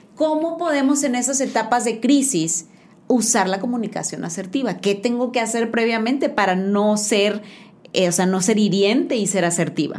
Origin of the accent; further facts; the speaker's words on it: Mexico; como buenos mexicanos